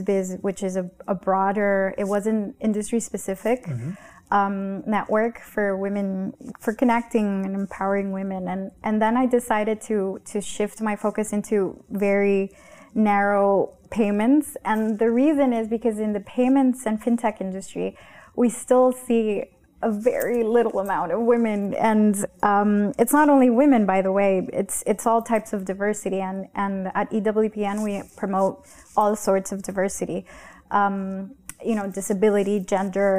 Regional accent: Honduras; I am from Honduras, I'm from it's a third world country.

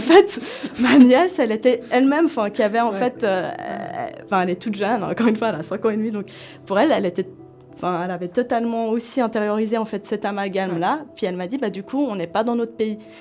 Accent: Switzerland; je suis suisse et de confession musulmane

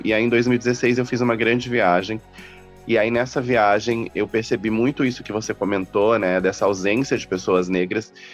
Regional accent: Campo Grande, Mato Grosso do Sul, Brazil; moved away as an adult; now in São Paulo, Brazil; Eu nasci no Mato Grosso do Sul, em Campo Grande. Eu fiz faculdade lá. E aí eu mudei para São Paulo em 2009.

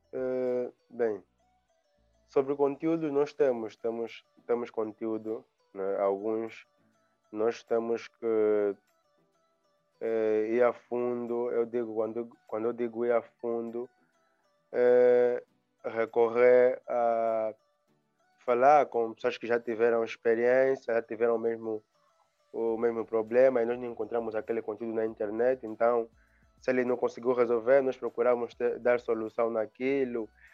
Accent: Angola; also born or lived in Luanda; sou angolano, vivo em Angola, também em Luanda

